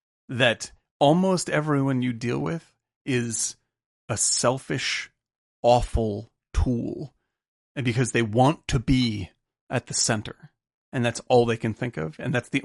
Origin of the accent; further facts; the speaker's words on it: Cape Cod, Massachusetts, United States; I grew up on Cape Cod amongst very, very rich people. But our family was 0% rich.